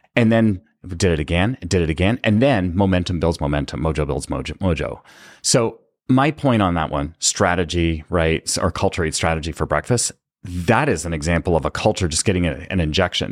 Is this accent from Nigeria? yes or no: no; Canada; I was born and raised in Canada